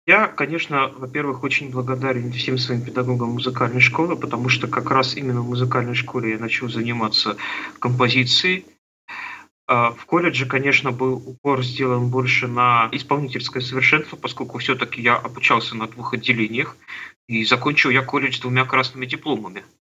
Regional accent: Trekhgorny, Chelyabinsk Oblast, Russia; Я родился на Урале, в Челябинской области, в городе Трехгорном, такой закрытый город.

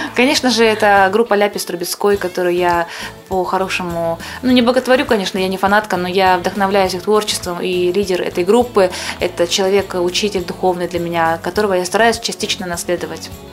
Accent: Ukraine; moved away as an adult; also born or lived in Kyrgyzstan; now in Moscow, Russia; Я родилась в Киргизии, но не имею никакого отношения к этой стране. Позже я переехала в Украину, там провела свои детские годы, ранние школьные и ра-, и р-, не менее ранние университетские.

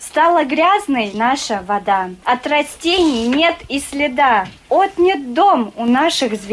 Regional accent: Kyrgyzstan; moved away as an adult; now in Voronezh, Russia; Мы студенты Воронежского государственного аграрного университета. А … я из Киргизии.

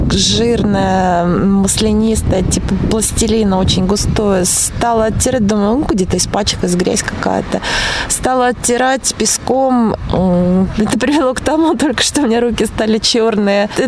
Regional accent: Voronezh, Voronezh Oblast, Russia; Я приехала из Воронежа.

